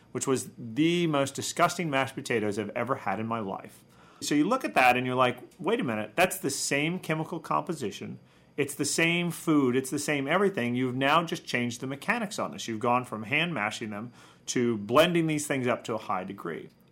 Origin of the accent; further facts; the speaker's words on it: Midwest, United States; I'm from the Midwest